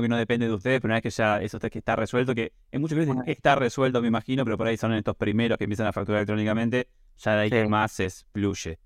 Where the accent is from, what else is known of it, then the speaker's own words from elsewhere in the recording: Mar del Plata, Buenos Aires Province, Argentina; yo soy de Mar del Plata